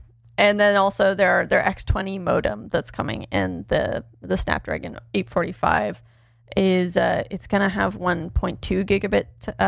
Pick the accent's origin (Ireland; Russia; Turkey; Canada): Canada; East Coast; Hey, I probably know you and your family, Jeremy. I'm from the East Coast too.